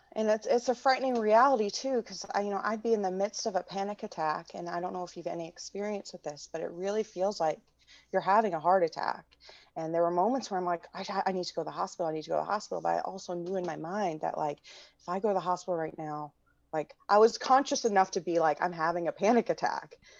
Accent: Midwest, United States; moved away as an adult; now in Washington, D.C., United States; I grew up in the Midwest and I returned to D C s, in two thousand four

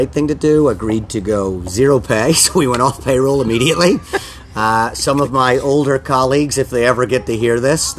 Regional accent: Ireland; moved away as an adult; now in Rhode Island, United States; I've been in Ireland for 20 years

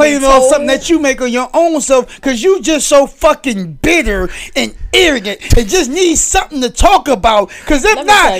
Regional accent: the South, United States; I'm a Southerner.

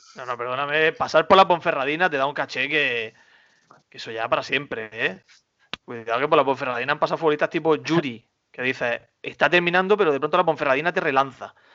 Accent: Almería, Andalusia, Spain; yo por orgullo almeriense, orgullo patrio

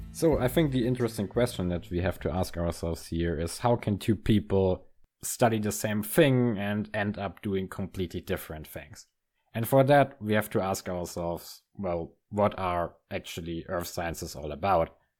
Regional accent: near Munich, Bavaria, Germany; moved away as an adult; now in Münster, Germany; Munich is very close to my hometown.

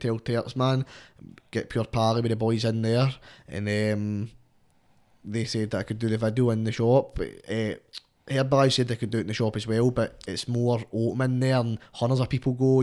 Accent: Coatbridge, Scotland, United Kingdom; Coatbridge boy chasing wealth. I represent same town as Stephen Welsh

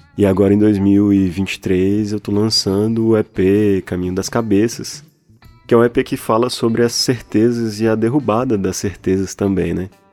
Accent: Taguatinga, Federal District, Brazil; moved away as an adult; now in Minas Gerais, Brazil; e eu sou de lá, acabei nascendo lá, sou de, Taguatinga, é uma cidade é, no Distrito Federal

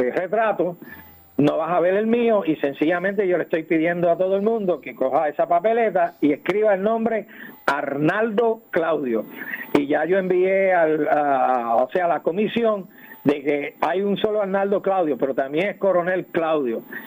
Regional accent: Puerto Rico; moved away as an adult; yo fui nacido y criado en Puerto Rico soy producto de tus escuelas públicas

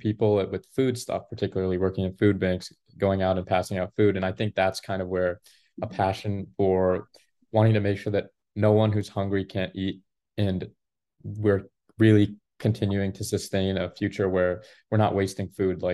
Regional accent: Maryland, United States; I grew up in Maryland my whole life, a town about 40 minutes outside of Washington, D.C. and 40 minutes outside of Baltimore

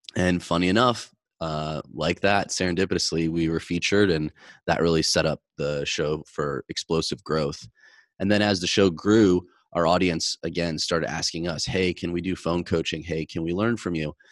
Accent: Midwest, United States; growing up in the Midwest from a blue collar background

